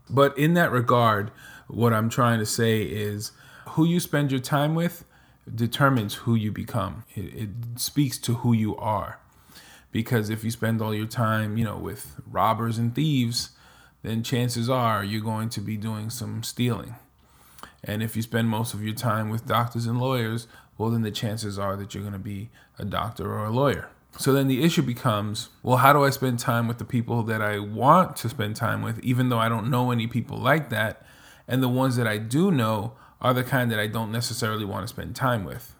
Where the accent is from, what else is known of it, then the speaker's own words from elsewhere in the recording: New York, United States; moved away as an adult; also born or lived in Nevada / Florida / New Jersey / Dominican Republic; now in Texas, United States; I'm originally from New York, spent the majority of my life in New York